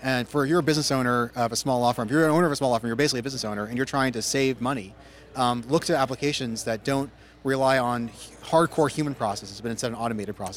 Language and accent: English; Silicon Valley, California, United States; I grew up in Silicon Valley as a coder for most of my life.